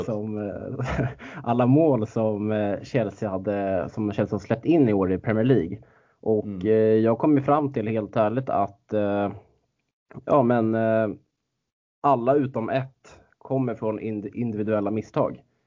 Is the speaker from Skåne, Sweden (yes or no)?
no; Stockholm, Stockholm County, Sweden; moved away as an adult; now in Norrbotten, Sweden; Man är inte bortskämd med den liksom som stockholmare